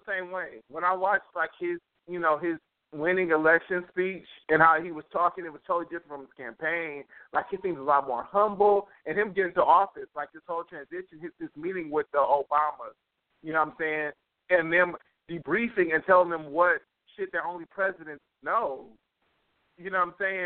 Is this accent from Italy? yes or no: no; United States; as an American